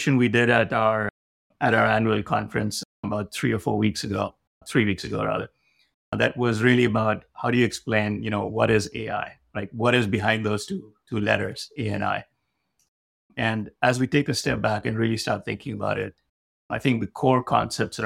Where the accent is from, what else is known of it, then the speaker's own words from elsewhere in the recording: India; moved away as an adult; also born or lived in Delhi, India / Madison, Wisconsin, United States; now in United States; I was born in India, spent my formative years back there